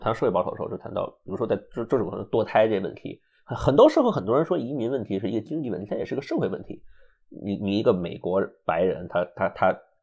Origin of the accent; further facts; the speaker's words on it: China; also born or lived in Ithaca, United States; now in United States; 我是中国人嘛